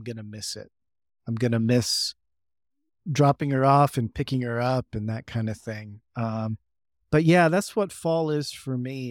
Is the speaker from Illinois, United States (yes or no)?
no; San Diego, California, United States; now in Boise, United States; growing up in San Diego